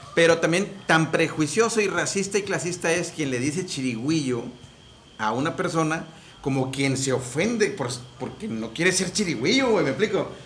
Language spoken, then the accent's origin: Spanish; Monterrey, Nuevo León, Mexico; cuando dicen regios, es porque somos de la región de las montañas